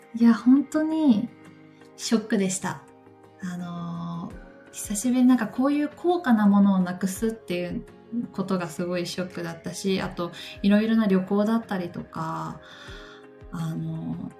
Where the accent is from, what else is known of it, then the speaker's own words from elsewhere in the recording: Takayama, Gifu, Japan; now in Tokyo, Japan; 私の地元の高山とかはもう4月も雪が降ったりする